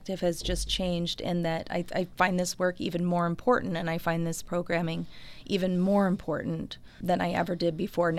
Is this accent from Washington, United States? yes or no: yes; Milton, Washington, United States; now in Tucson, United States; I am from Washington State, a small town called Milton, and I moved to Tucson in 1997.